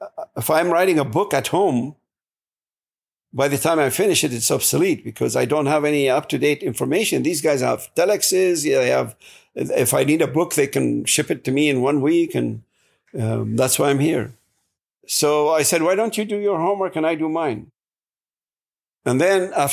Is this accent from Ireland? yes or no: no; Iraq; English is a second language; moved away as an adult; now in United States; I'm from Iraq